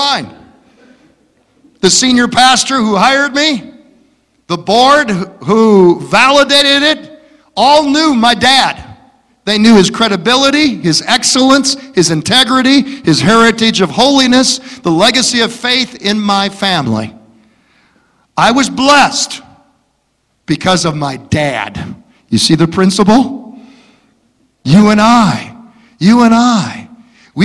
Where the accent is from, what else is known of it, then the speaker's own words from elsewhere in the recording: Detroit, Michigan, United States; where are you from? I say, Detroit.